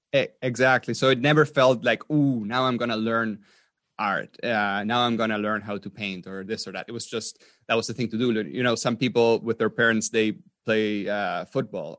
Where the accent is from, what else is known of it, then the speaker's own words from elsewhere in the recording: Patagonia, Argentina; moved away as an adult; also born or lived in Austria; I was, um, born in Argentina. in South America. And I grew up mainly in Patagonia